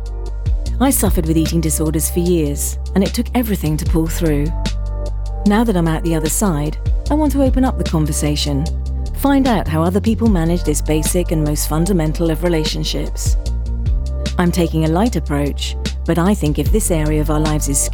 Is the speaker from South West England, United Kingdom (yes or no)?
yes; Devon, South West England, United Kingdom; I'm from Devon.